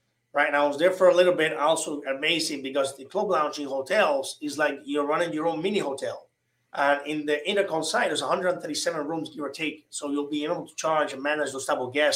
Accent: Cuba; English is a second language; moved away as an adult; now in Miami, United States; I arrived from Cuba around February or so.

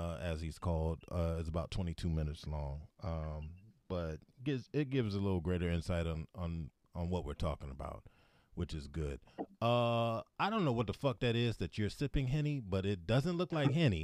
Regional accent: Hampton, Virginia, United States; I'm from Hampton

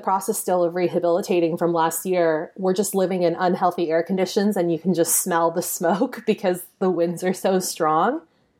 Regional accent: California, United States; And then, of course, I'm from the San Francisco Bay Area.

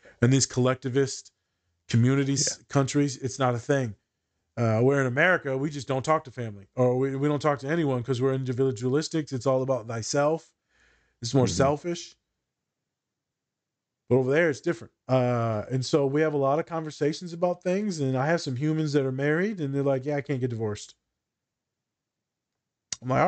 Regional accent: United States; me being an American

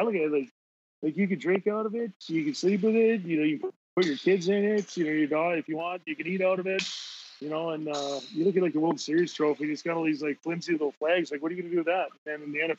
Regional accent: Edmonton, Alberta, Canada; growing up in Edmonton, being an Edmonton guy, the Oilers

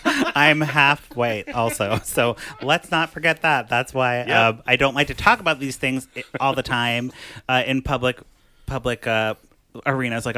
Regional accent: Chicago, Illinois, United States; where are you from? And I was like, Chicago. And they're like, no, like, where are you from? And I'm like, like my dad's from Ecuador and they started speaking to me in Spanish. I'm like, I don't speak Spanish

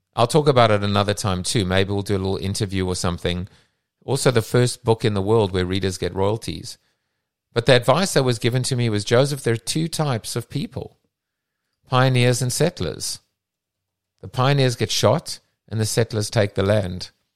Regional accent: South Africa; moved away; I come from South Africa

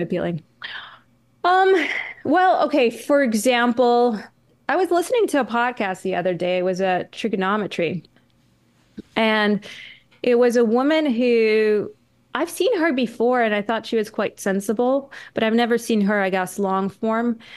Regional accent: Canada; I'm Canadian

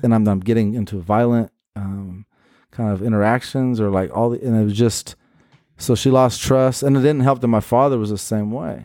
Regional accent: Portland, United States; born and raised in Portland

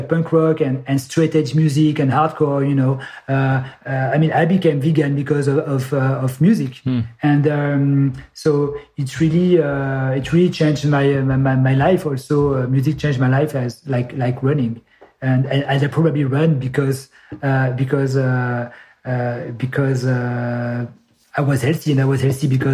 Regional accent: Grenoble, Auvergne-Rhône-Alpes, France; I'm from Grenoble, which is a south east of France, from the Alps. So so I basically grew up 1 hour away from Salomon headquarter.

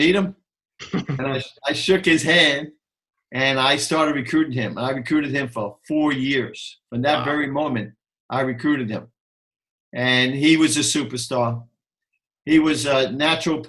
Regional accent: New York City, New York, United States; I was from New York, even though I'm from the Bronx

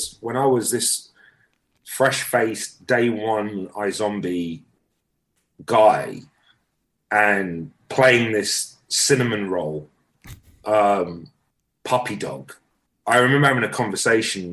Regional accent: London, United Kingdom; moved away as an adult; also born or lived in Britain; now in United States; growing up in London

